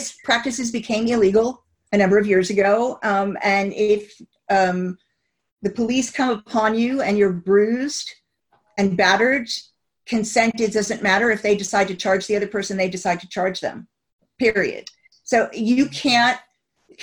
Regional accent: United States; now in United Kingdom; I'm originally from the States

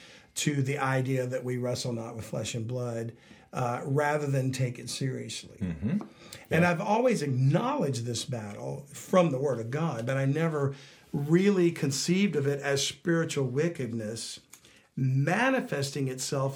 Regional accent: South Louisiana, United States; we're down from South Louisiana

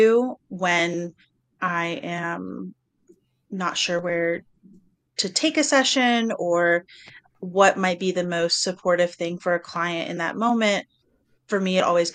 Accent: the South, United States; I grew up in the South

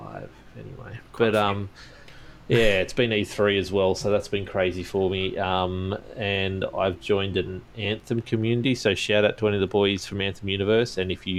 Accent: Queensland, Australia; I'm a Queenslander.

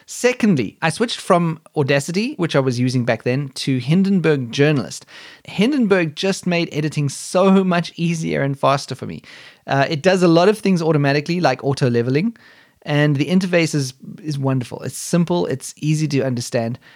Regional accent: South Africa; now in Germany; I was born in South Africa, but I moved to Germany over a decade ago and have since become a German citizen

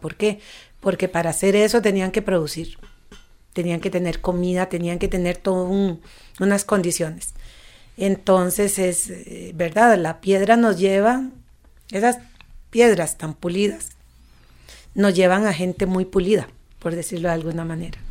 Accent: Costa Rica; moved away as an adult; also born or lived in Barcelona, Spain; yo me fui de Costa Rica. Yo viví 16 años fuera, viví en Barcelona allá mucho tiempo

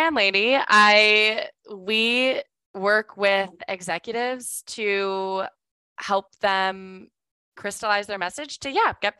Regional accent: Chicago, Illinois, United States; moved away as an adult; now in Tennessee, United States; I'm in Tennessee. Yeah. I was born and raised in Chicago, but I moved to Tennessee a little over a year ago.

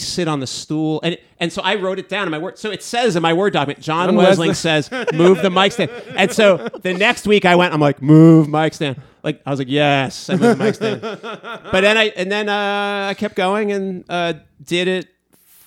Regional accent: New York area, United States; moved away as an adult; also born or lived in Delaware; now in Texas, United States; I'm from New York, the New York area. I lived in Delaware for 2 years

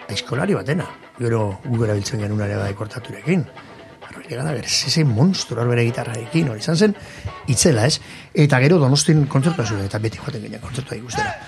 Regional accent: Irun, Basque Country, Spain; jaio nintzen, hor hospital sarrean, eta hemen bizin naiz

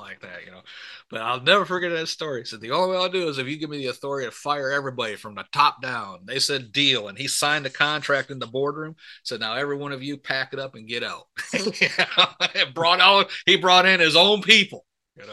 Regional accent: Michigan, United States; I grew up in Michigan

